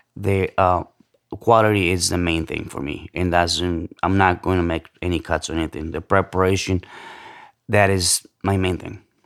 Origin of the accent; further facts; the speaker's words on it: central Mexico, Mexico; moved away; also born or lived in Los Angeles / Chicago / New York; I'm from Central Mexico, um, moved to L A, uh, back in the nineties, um, Chicago, uh, New York